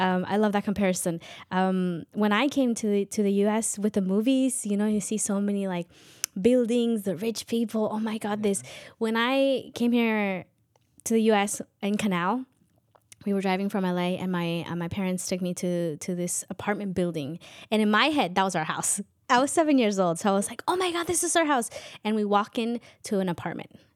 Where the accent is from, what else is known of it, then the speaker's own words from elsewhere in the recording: Chivarreto, Totonicapán, Guatemala; first language K'iche'; English is a second language; now in United States; I speak a native language um, from Guatemala, Quiche